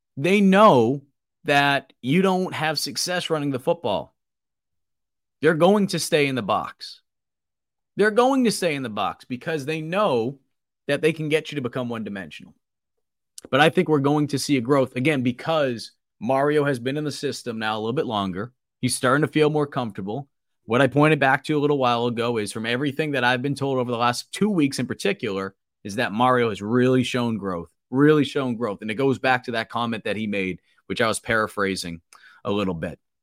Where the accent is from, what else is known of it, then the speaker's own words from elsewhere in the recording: Boston, Massachusetts, United States; accent: thick Boston; moved away; from Boston with my, my thick accent